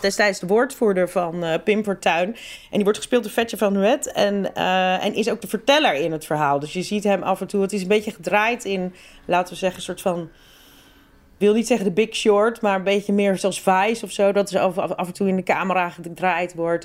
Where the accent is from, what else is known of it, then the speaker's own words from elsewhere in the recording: Rotterdam, South Holland, Netherlands; ik kom uit Rotterdam. Ik ben opgegroeid in Rotterdam.